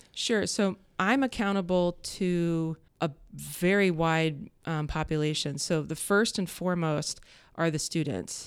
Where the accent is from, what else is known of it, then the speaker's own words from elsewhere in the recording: Columbus, Ohio, United States; also born or lived in Upper Arlington, Ohio / Worthington, Ohio; growing up in Columbus